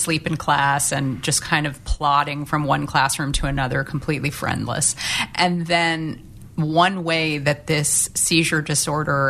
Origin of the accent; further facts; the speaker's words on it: St. Louis, Missouri, United States; when I was growing up in St. Louis